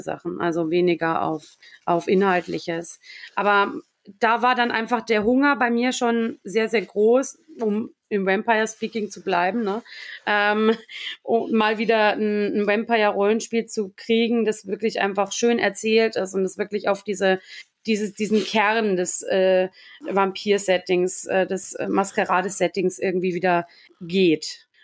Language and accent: German; Lower Bavaria, Germany; ich komme ursprünglich aus Niederbayern, wirklich dort aus der Stadt, aus der ich komme